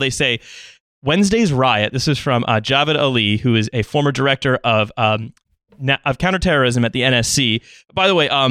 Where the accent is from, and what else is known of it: United Kingdom